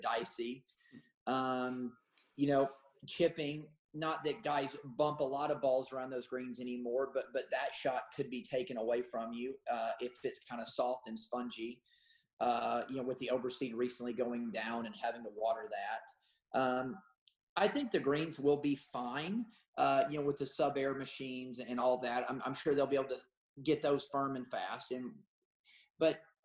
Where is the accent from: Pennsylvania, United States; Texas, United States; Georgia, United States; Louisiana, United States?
Georgia, United States; Augusta; all of us growing up in Augusta